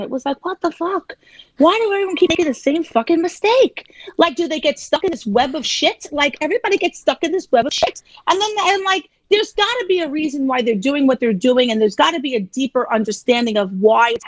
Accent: New York City, New York, United States; I'm from Staten Island

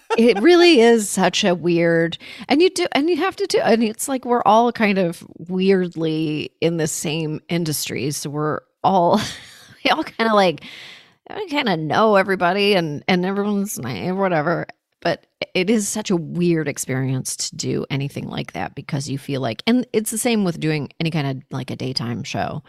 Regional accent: Canada; now in United States; I was born in Canada. I'm an American now. I vote here

